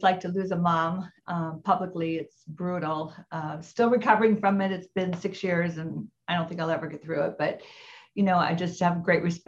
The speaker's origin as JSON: {"language": "English", "region": "Midwest", "country": "United States", "moved": "yes", "lives_now": "Orange County, United States", "said": "I'm from the Midwest"}